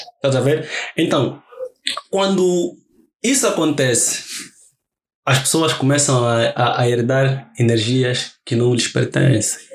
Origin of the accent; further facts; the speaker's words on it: Luanda, Luanda Province, Angola; eu vivo e cresci no Rocha. Uhum. Vivi no Rocha